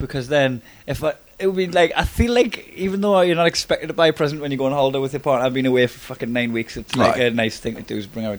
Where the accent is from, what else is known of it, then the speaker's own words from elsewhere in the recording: Newcastle upon Tyne, North East England, United Kingdom; accent: Geordie; I'm a Geordie, I would say, "Would you marry us?"